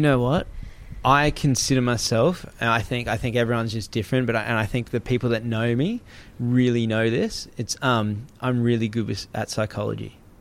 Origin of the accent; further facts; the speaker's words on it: Gold Coast, Queensland, Australia; I grew up on the Gold Coast